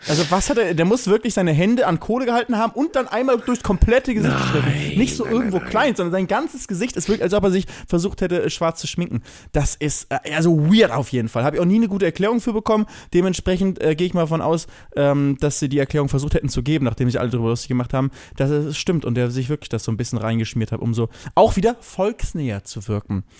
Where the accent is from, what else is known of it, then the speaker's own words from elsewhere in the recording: Germany; bei uns in Deutschland